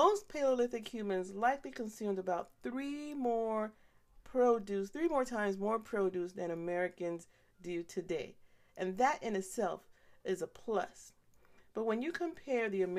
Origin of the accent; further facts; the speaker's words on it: Panama; when I was growing up in Panama.